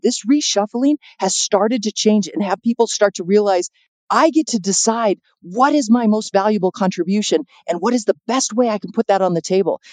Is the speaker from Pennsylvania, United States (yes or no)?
no; San Diego, California, United States; also born or lived in Chicago; now in Santa Fe, United States; I'm originally from San Diego and I've been living in Chicago for about 25 years